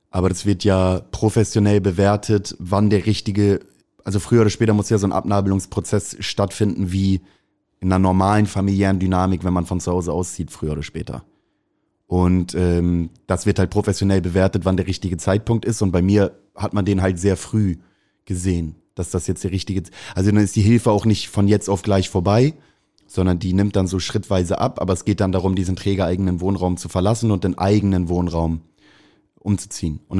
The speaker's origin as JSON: {"language": "German", "region": "Hamburg", "country": "Germany", "said": "Ich liebe St. Pauli, ist meine Heimat, ist irgendwie, ich habe, glaube ich, die wichtigste Zeit meines Lebens hier erlebt."}